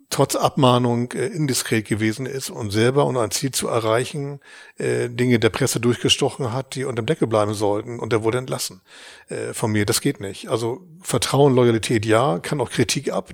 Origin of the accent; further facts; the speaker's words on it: Hamburg, Germany; ich bin, bin in Hamburg geboren, äh, wer Hamburg gut kennt, im Nordosten, in den Walddörfern